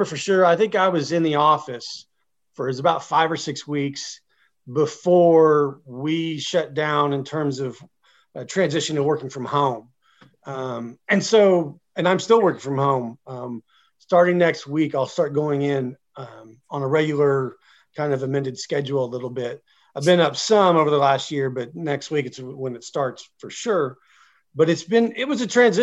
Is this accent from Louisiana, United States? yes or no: no; Oklahoma, United States; also born or lived in Blackwell, Oklahoma / Tecumseh, Oklahoma / Henryetta, Oklahoma / Washington, D.C.; I'm an Oklahoman. I'm an Okie. I born and raised here. I grew up in a few small Oklahoma communities